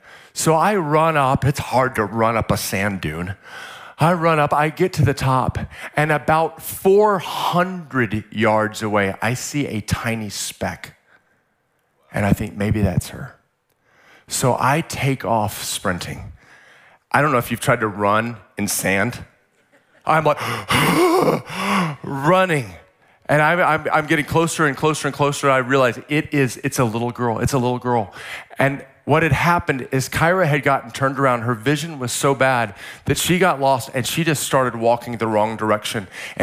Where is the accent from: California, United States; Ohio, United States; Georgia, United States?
California, United States; San Diego; Like, I'm from San Diego, where we have SeaWorld